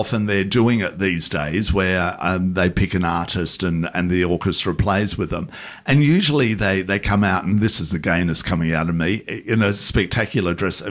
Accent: Adelaide, South Australia, Australia; moved away; I'm originally from Adelaide

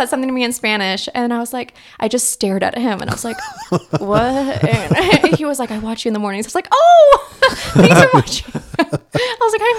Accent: Iran; And then if you Google my name, it says … Indian? No, I'm Iranian.

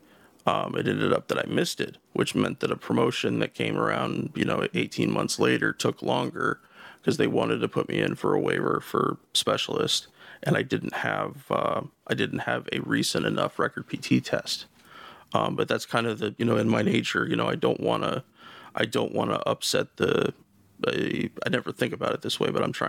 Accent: The Dalles, Oregon, United States; moved away as an adult; also born or lived in Portland area, Oregon; now in Portland, United States; I lived in my hometown of the Dalles. That's about an hour east of where I live now, in the Portland area.

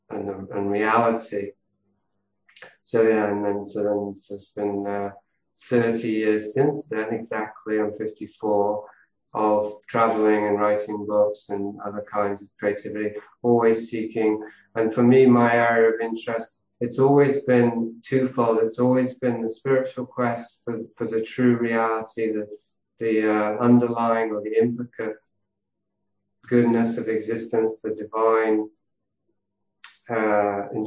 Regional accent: Yorkshire and the Humber, United Kingdom; born there; So I was born in Yorkshire, uh, in the north of England, into a wealthy family who were entrepreneurs, pioneers

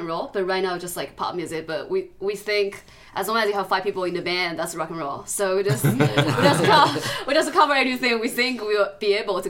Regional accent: China; English is a second language; moved away; I'm from China.

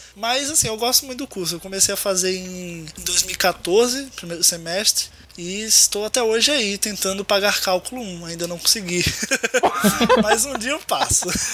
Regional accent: Maceió, Alagoas, Brazil; nasci e moro em Maceió, Alagoas, no Nordeste

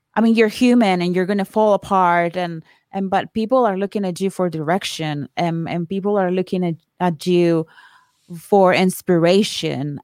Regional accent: Colombia; moved away as an adult; now in United States; I am from Colombia. I moved here to the States fifteen years ago

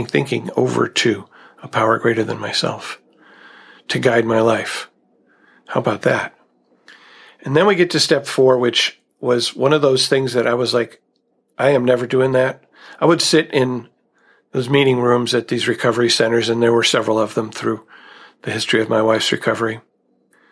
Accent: United States; growing up in America

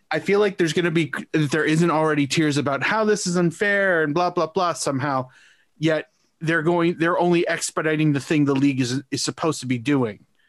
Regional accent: Canada; as a Canadian soccer fan myself

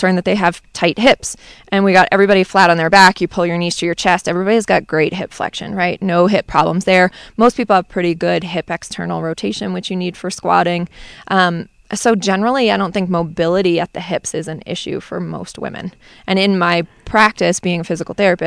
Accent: Maine, United States; also born or lived in Boston; now in Rhode Island, United States; I grew up in Maine, lived in Boston for a while, now living in Rhode Island.

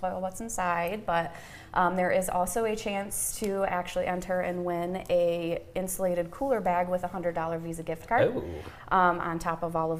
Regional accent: Jackson, Michigan, United States; I am from Jackson. I graduated from Napoleon.

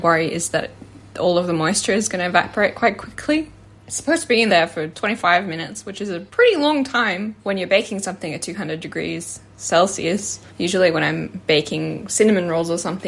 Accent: Finland; moved away; the dark rye bread that I grew up with in Finland

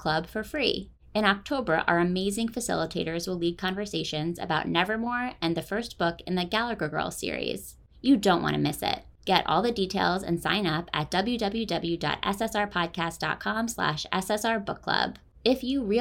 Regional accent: Philadelphia, Pennsylvania, United States; My hometown paper, the Philadelphia Inquirer

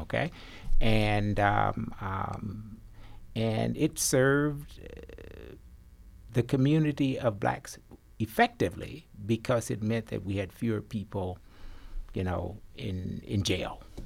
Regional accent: Arkansas, United States; every boy growing up in Arkansas and other parts of the South, we had to take agriculture

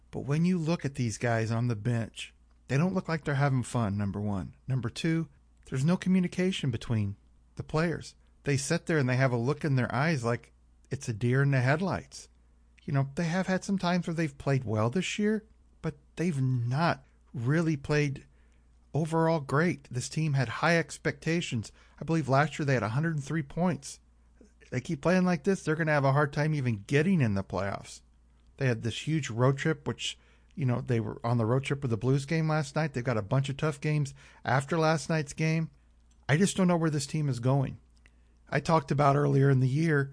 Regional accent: St. Louis, Missouri, United States; I'm from St. Louis

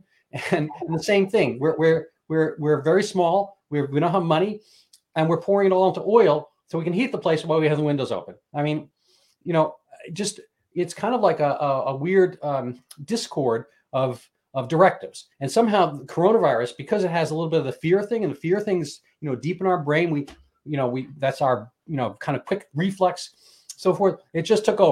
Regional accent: New York City, New York, United States; I grew up in a city. I grew up in New York City. I grew up technically inner city

